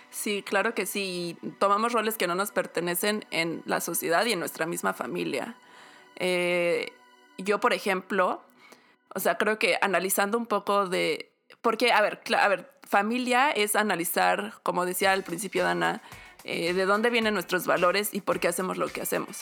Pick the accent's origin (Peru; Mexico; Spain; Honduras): Mexico; moved away; Yo me fui de México con la familia